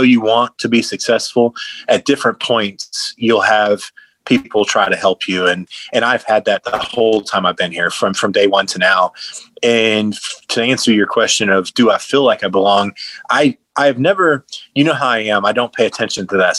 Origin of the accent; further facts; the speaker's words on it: Wauchula, Florida, United States; I'm a Central Florida boy. Like I'm from Wachula, Florida